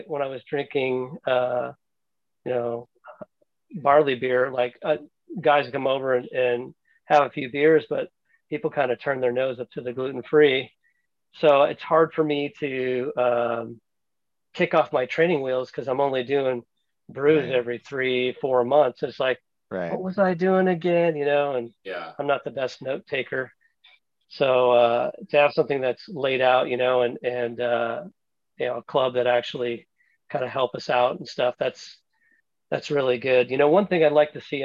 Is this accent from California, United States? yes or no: yes; Orange County, California, United States; now in San Jose, United States; But I grew up in Orange County, man.